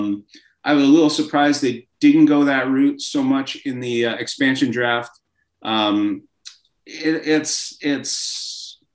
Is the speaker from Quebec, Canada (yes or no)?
yes; Laval, Quebec, Canada; moved away as an adult; now in Seattle, United States; my hometown was Laval, right outside of Montreal